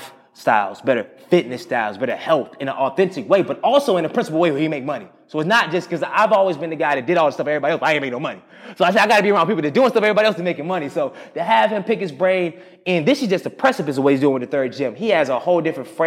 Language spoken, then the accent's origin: English; Durham, North Carolina, United States; I'm from Durham. I start with my Durhamite